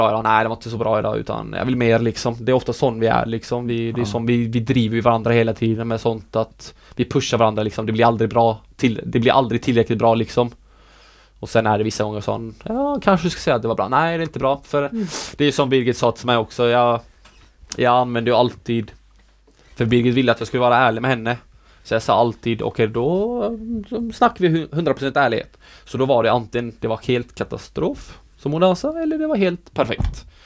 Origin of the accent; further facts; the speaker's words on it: Sweden; born there; jag ville representera det landet som jag är född i liksom. Utan jag vill inte representera Norge för jag är ju inte norsk.